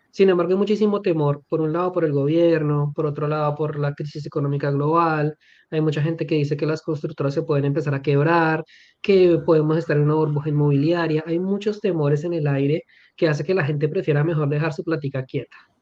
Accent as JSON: {"language": "Spanish", "country": "Colombia", "said": "amo mi país, soy colombiano"}